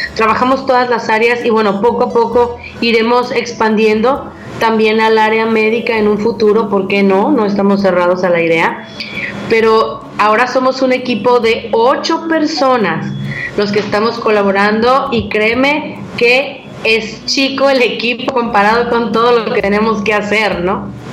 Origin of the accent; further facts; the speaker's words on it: Mexico; como más atlecos o como mexicanos